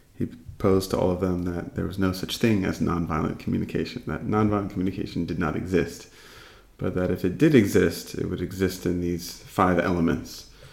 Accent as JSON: {"language": "English", "region": "East Coast of the United States", "country": "United States", "tie": "born or raised there", "moved": "yes", "lives_now": "California, United States", "said": "I grew up on the East Coast, and I, currently live on the West Coast in California"}